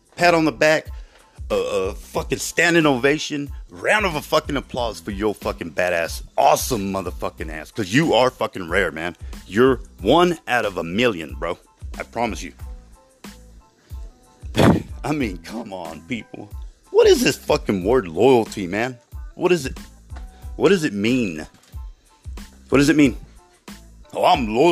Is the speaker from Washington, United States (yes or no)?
no; Ozona, Texas, United States; growing up in West Texas, but in Ozona, Texas